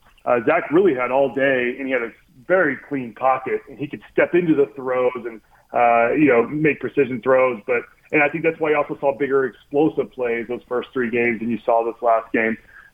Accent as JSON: {"language": "English", "region": "Texas", "country": "United States", "moved": "as an adult", "lives_now": "Utah, United States", "said": "I'm from Texas, my wife's from California, and we somehow ended up here in Utah."}